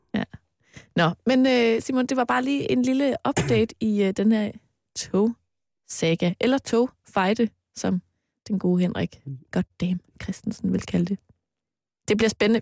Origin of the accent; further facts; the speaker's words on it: Mols, Central Denmark Region, Denmark; da jeg var barn og boede på Mols